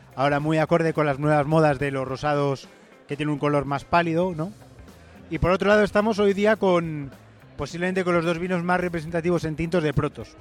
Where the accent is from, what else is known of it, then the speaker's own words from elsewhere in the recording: Spain; nuestro negocio principal está aquí, está en, nuestro país